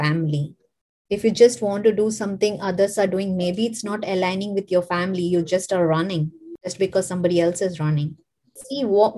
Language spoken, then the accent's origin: English; India; moved away as an adult; now in United States; I'm an immigrant like from India. I hail from India